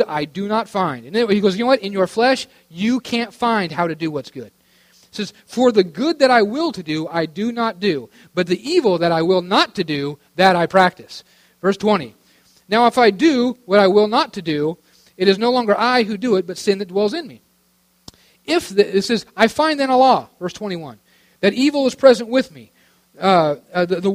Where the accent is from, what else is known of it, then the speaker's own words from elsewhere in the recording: Western Oregon, United States; also born or lived in Tulsa; I'm from Western Oregon